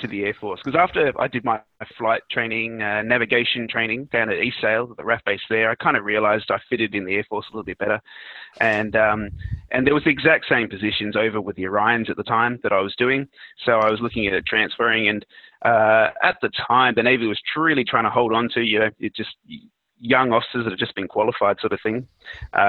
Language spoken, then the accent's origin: English; country South Australia, Australia; also born or lived in Sweden; now in Adelaide, Australia; I grew up in South Australia, in country South Australia